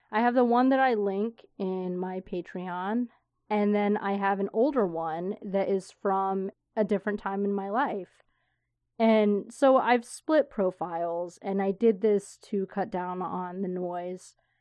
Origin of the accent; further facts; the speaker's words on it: Florida, United States; moved away; old friends that I grew up with in Florida